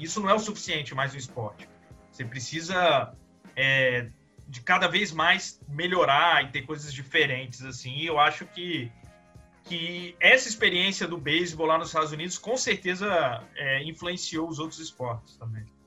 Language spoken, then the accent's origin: Portuguese; Juazeiro, Bahia, Brazil; moved away; quando eu era pequeno, eu morei na Bahia